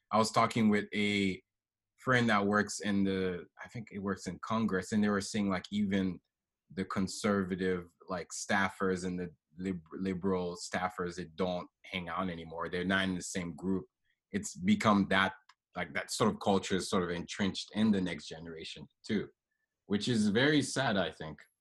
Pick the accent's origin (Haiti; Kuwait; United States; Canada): Haiti; moved away; I'm from Haiti originally